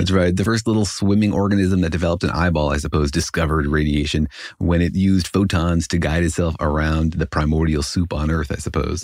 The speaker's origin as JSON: {"language": "English", "town": "Los Alamos", "region": "New Mexico", "country": "United States", "tie": "born or raised there", "said": "I did grow up in Los Alamos"}